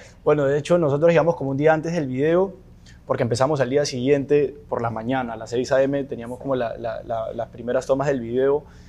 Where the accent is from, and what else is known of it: Peru; moved away